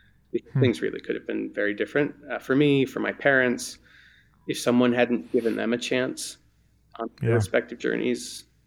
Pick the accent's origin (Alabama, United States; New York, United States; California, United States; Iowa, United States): New York, United States; born there; I was born in New York originally in Rockland County